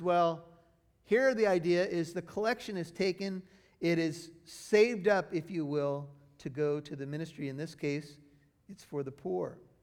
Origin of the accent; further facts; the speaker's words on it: United States; my life as an American